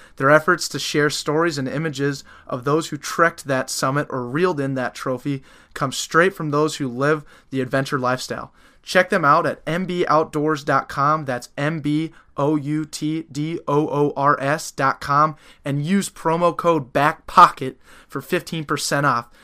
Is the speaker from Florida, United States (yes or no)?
no; Denver, Colorado, United States; moved away; I'm not from here. I'm from Denver.